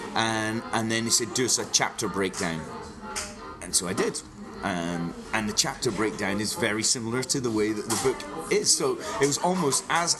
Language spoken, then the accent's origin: English; Kingsbarns, Scotland, United Kingdom; I was born abroad, but I grew up in Fife in the East Nuke near St Andrews